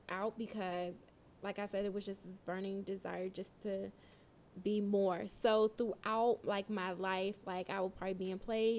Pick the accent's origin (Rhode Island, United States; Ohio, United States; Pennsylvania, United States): Pennsylvania, United States; Pittsburgh; also born or lived in Reading; No, so I was born in Reading, Pennsylvania, which is a little outside of Philly.